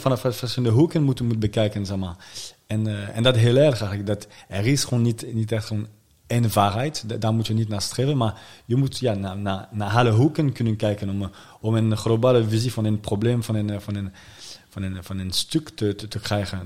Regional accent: suburbs of Paris, Île-de-France, France; Dutch is a second language; now in The Hague, Netherlands; In de buitenwijken van, uh, van Parijs. Daar kom ik vandaan

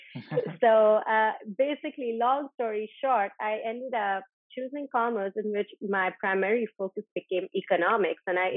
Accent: Ajmer, Rajasthan, India; I am actually from Rajasthan, from Ajmer, a small town in Rajasthan, and uh, growing up, both my parents were always working. So I actually kind of grew up with my grandparents

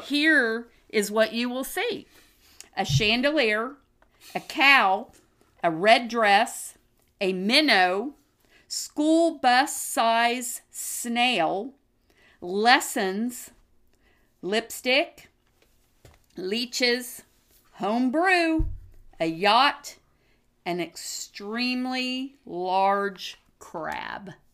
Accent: Oklahoma, United States; We are just ordinary and normal people from two different generations, born and bred in Oklahoma

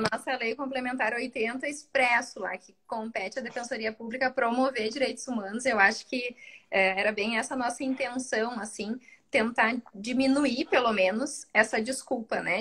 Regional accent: South Region, Brazil; É uma coisa muito do sul, assim a gente chama de tu

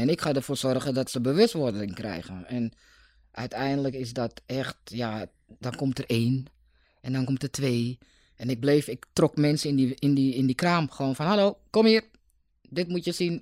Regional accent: Amsterdam, North Holland, Netherlands; ik ben niet geboren in Noord, maar toen ik een paar dagen oud was, ging ik naar Noord

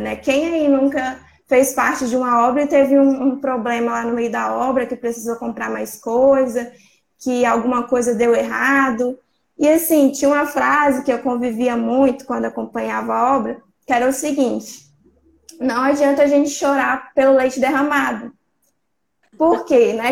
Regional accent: São Mateus, Espírito Santo, Brazil; eu sou do Espírito Santo, da cidade de São Mateus

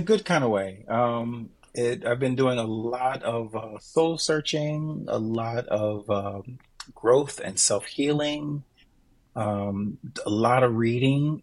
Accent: Jacksonville, Florida, United States; moved away as an adult; now in New Hampshire, United States; my base is right there in my hometown, yeah. Jacksonville

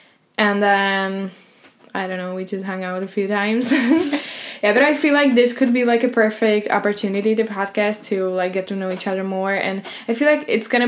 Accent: Czechia; English is a second language; moved away as an adult; now in Spain; so I'm from Czech Republic.

